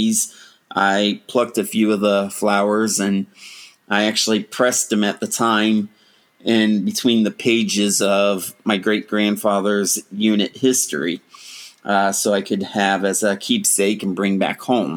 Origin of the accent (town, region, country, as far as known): Ohio, United States; born or raised there